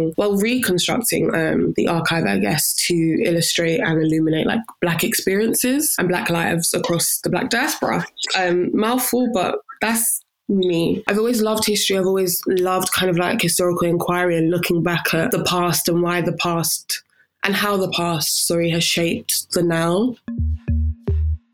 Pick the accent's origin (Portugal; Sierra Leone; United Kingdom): Sierra Leone; Freetown, Western Area; I was born in Sierra Leone on January the 12th, 1999, in Freetown